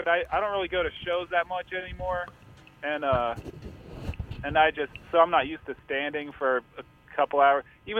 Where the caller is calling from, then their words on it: Brooklyn, New York, United States; Bed-Stuy, Brooklyn.